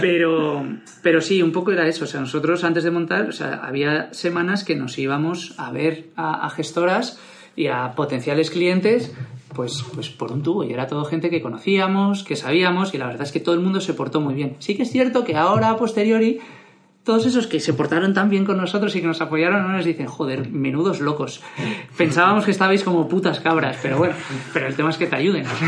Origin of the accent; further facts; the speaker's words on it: Madrid, Community of Madrid, Spain; also born or lived in Barcelona; Yo soy de Barcelona, pero estudié el colegio en, en, Madrid. Me vine pequeñito a Madrid